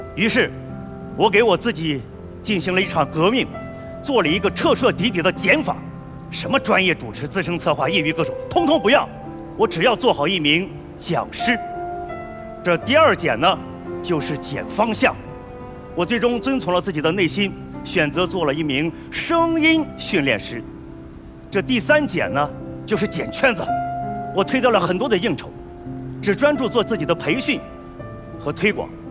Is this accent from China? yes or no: yes; a small village in Northwest China, China; 我出生在西北的小村里